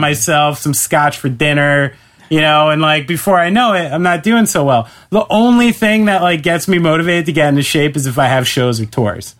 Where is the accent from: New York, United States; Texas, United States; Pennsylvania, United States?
New York, United States; I'm a New Yorker